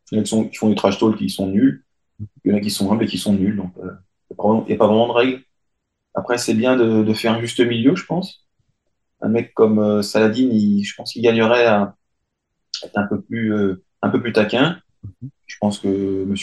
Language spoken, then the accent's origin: French; France; je suis français